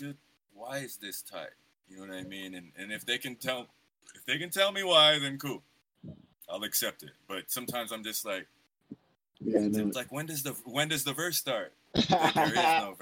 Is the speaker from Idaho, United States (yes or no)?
yes; Idaho, United States; I'm from Idaho